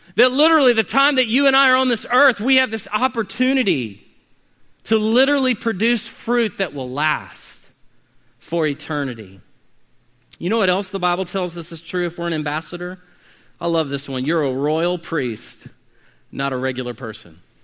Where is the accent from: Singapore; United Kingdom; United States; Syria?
United States; as American Christians